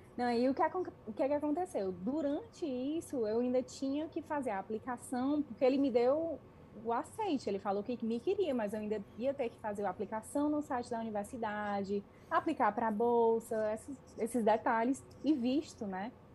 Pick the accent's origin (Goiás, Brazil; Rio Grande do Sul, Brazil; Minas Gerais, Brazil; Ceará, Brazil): Ceará, Brazil; Fortaleza; moved away as an adult; now in Canada; de Fortaleza, que é de onde eu sou